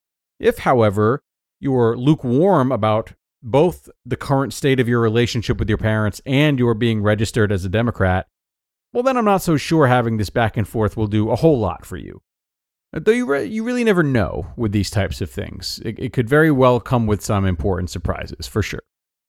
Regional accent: Deep South, United States; I was raised in the Deep South and raised Republican by parents who are very passionate Republicans.

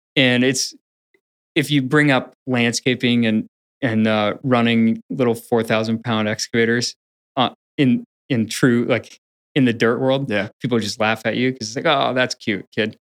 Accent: Portland area, Pacific Northwest, Washington, United States; born or raised there; also born or lived in Upper Michigan / Greensboro, North Carolina

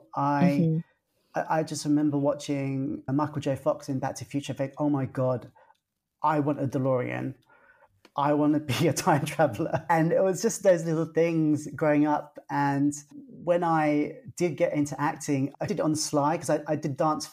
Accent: London, United Kingdom; I was being brought up first generation Thai Chinese in London, UK

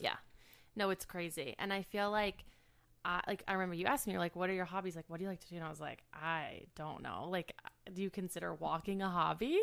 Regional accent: Cleveland, Ohio, United States; moved away as an adult; also born or lived in Michigan / New York; now in Chicago, United States; I grew up in the suburbs of Cleveland

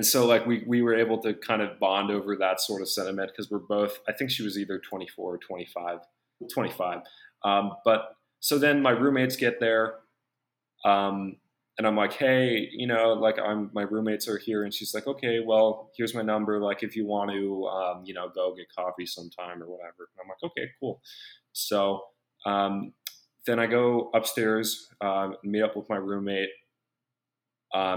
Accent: United States; I'm from America

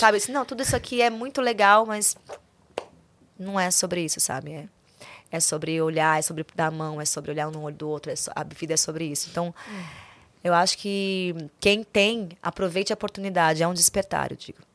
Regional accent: Goiânia, Goiás, Brazil; nasci em Goiânia

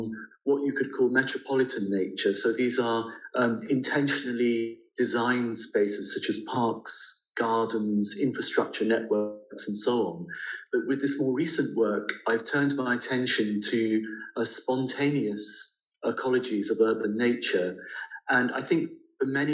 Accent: London, United Kingdom; my childhood experience of growing up in London

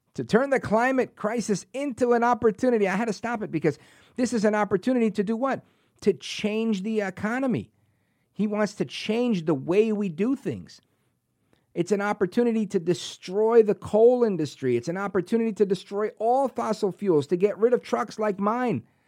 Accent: New Jersey, United States; also born or lived in New York; Born and raised in New York, uh, grew up in New Jersey, went to high school here in Jersey.

